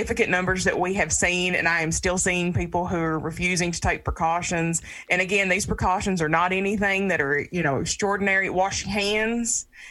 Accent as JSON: {"language": "English", "country": "United States", "said": "us, as the American people"}